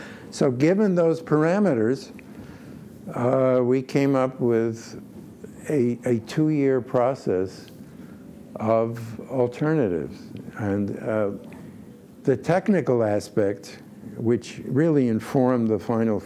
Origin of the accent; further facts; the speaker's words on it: Poland; moved away; I was born in Poland